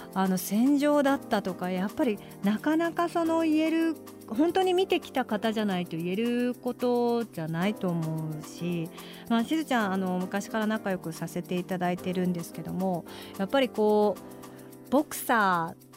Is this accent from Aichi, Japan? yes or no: no; Kurume, Fukuoka, Japan; 私の地元の久留米市